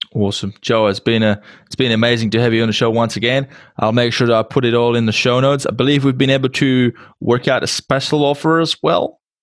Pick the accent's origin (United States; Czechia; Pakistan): Czechia; English is a second language; i come from uh, czech republic so english is my second language